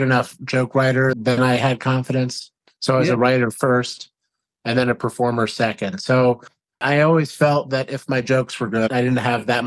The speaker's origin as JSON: {"language": "English", "town": "Ardsley", "region": "New York", "country": "United States", "tie": "born or raised there", "said": "my hometown, Ardsley, New York, up in Westchester"}